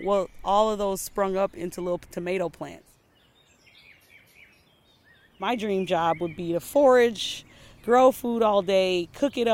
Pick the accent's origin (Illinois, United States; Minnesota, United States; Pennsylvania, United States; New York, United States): Minnesota, United States; Saint Paul; I grew up in Frogtown